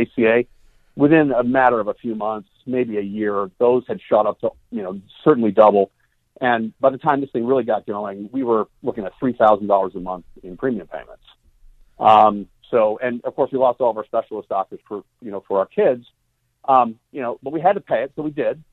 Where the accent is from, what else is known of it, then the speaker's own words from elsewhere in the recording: Cicero, Illinois, United States; growing up in Cicero, literally fighting every day of my life